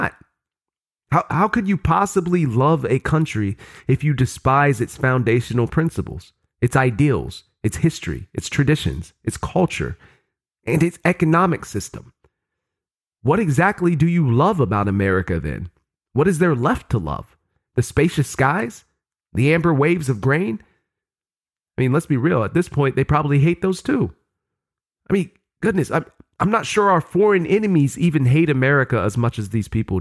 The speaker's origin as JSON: {"language": "English", "region": "Ohio", "country": "United States", "tie": "born or raised there", "said": "my home state of Ohio"}